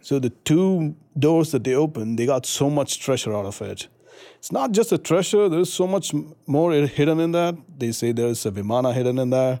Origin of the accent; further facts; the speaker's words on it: India; moved away as an adult; now in United States; I'm from India. I've been here in, in the U S for the past four and a half